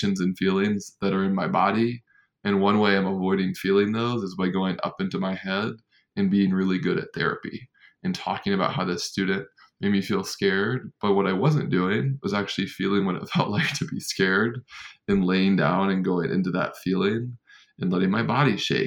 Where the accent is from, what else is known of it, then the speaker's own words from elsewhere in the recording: North Carolina, United States; growing up in North Carolina